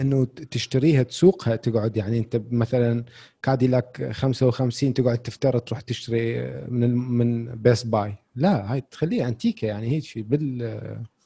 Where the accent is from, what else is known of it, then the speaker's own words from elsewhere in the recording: Iraq; عندنا بالعراق